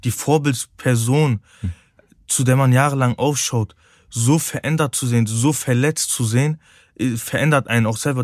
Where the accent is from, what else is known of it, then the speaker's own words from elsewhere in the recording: Cologne, North Rhine-Westphalia, Germany; Ich bin eine Kölsche Jung, ich bin hier geboren, ich liebe Köln